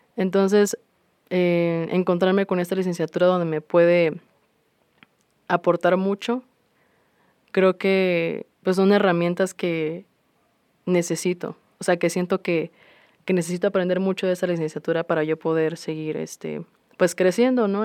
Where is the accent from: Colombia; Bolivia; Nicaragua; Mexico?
Mexico; Minatitlán, Veracruz; moved away as an adult; now in Xalapa, Mexico; yo soy del sur de Veracruz, específicamente de Minatitlán. Em, yo, bueno, crecí ahí hasta hace unos tres años que me mudé a Jalapa